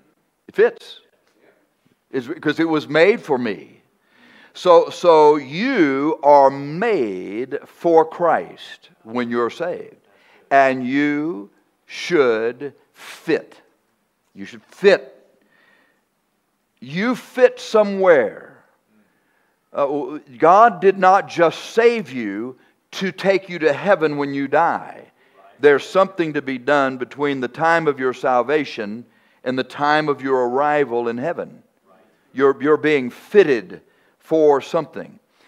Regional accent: Texas, United States; I'm from Texas.

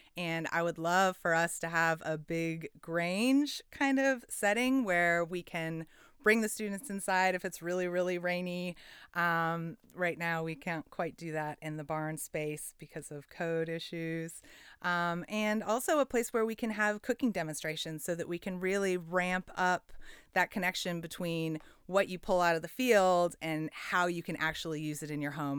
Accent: Portland, Oregon, United States; I, I grew up in Southeast Portland

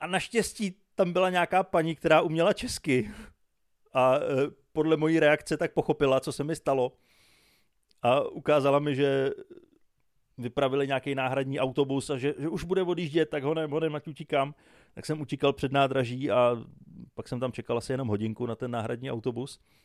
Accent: Czechia; já jsem z Čech, já jsem strávil většinu života čekáním na vlaky, já jsem odchovaný českýma dráhama

